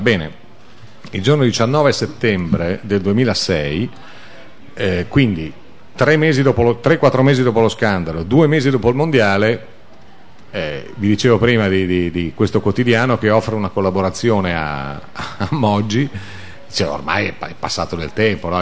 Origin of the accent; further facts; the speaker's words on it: Biella, Piedmont, Italy; io sono di Biella originario